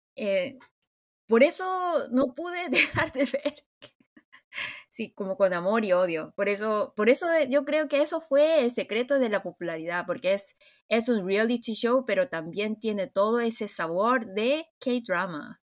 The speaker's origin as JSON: {"language": "Spanish", "country": "South Korea", "said": "en Corea nosotros tenemos la idea"}